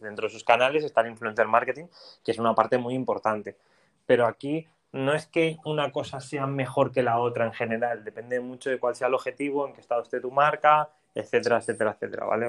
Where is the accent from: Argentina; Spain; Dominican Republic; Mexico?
Spain; Valencia, Valencian Community; moved away as an adult; also born or lived in Finland; now in Madrid, Spain; yo soy de Valencia